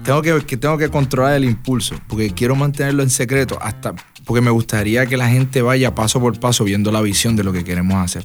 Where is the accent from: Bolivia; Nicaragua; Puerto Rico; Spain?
Puerto Rico; Las Piedras; also born or lived in Ponce; a pesar de que me crié toda la vida en las piedras